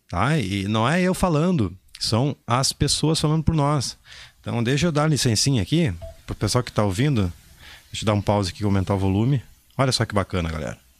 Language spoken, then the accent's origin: Portuguese; interior of Maranhão, Brazil; Sou do interior do Maranhão